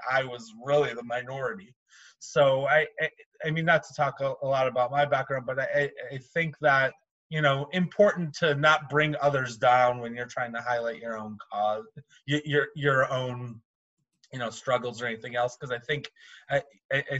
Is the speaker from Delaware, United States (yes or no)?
no; Cleveland, Ohio, United States; growing up in Cleveland and going to a high school that was 90% Jewish and 10% Black